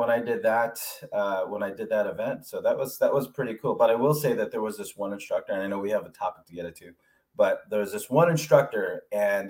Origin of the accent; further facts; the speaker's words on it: Alameda, California, United States; now in Atlanta, United States; I'm representing Alameda. Yeah. Got to represent my hometown.